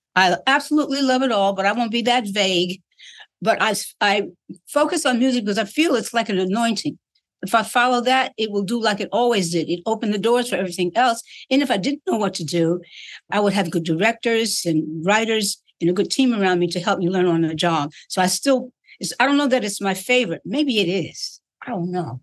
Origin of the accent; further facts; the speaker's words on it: New York City, New York, United States; I'm from New York City